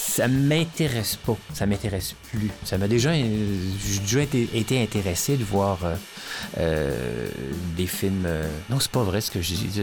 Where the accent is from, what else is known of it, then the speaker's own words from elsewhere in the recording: Brossard, Quebec, Canada; j'ai été élevé à Brossard, à côté du maï Champlain.